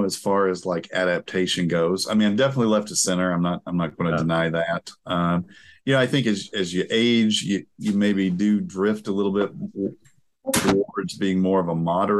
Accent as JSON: {"language": "English", "area": "Appalachia", "region": "Eastern Kentucky", "country": "United States", "tie": "born or raised there", "also_born_or_lived": "Texas", "moved": "as an adult", "lives_now": "Portland, United States", "said": "I'm from Eastern Kentucky, Appalachia."}